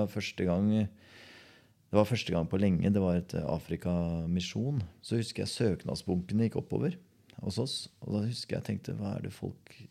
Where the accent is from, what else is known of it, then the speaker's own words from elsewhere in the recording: Porsgrunn, Vestfold og Telemark, Norway; Jeg kom fra Borgestad.